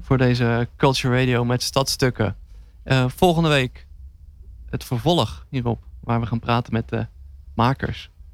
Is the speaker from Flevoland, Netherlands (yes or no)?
no; Nieuwerkerk aan den IJssel, South Holland, Netherlands; moved away as an adult; now in Rotterdam, Netherlands; Ik kom uit Nieuwekerk aan de IJssel